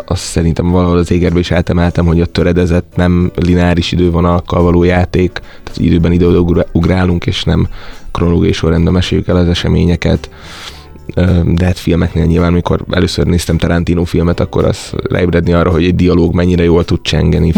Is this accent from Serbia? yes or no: yes; Bajša, Vojvodina, Serbia; moved away as an adult; also born or lived in Szeged, Hungary; now in Budapest, Hungary; én azért az országnak egy nagyon északi pontján Bajsa nevű 2000-es település kis faluból származom